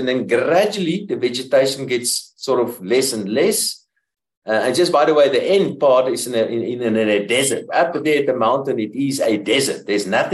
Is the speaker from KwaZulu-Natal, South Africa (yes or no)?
no; Pretoria, Gauteng, South Africa; I'm from Pretoria